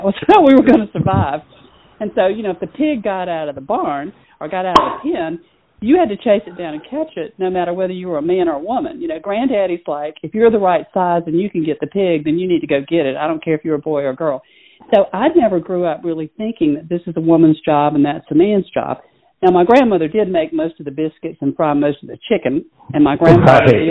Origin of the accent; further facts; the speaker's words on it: Low Country, South Carolina, United States; moved away; I grew up in South Carolina